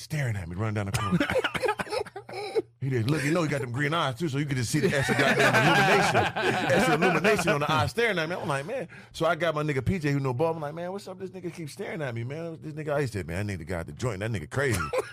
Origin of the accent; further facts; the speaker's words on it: San Diego, California, United States; also born or lived in Illinois; now in Minnesota, United States; Originally from San Diego, then I moved to a small town in Illinois. But I'm originally from San Diego, California.